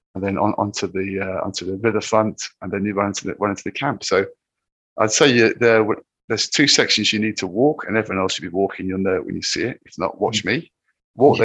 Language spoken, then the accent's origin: English; Land's End, South West England, United Kingdom; moved away; I rock up at Land's End, which is where I I, I grew up as a boy